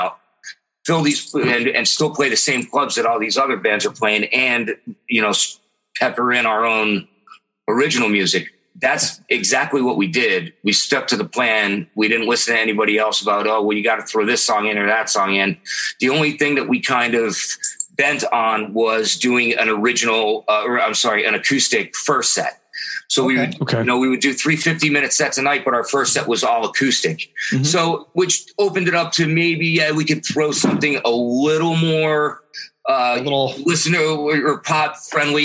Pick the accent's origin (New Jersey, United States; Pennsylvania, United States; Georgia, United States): Pennsylvania, United States; Pittston; moved away; also born or lived in Philadelphia; I grew up in Pittston in the Scranton Wilkes-Barre area